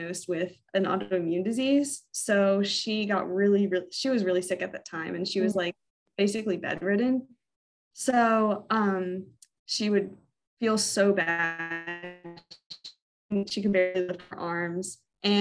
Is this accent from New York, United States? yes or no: no; Virginia, United States; also born or lived in Orlando, Florida; We moved from Florida when I was eight up to Virginia, and we've been here ever since.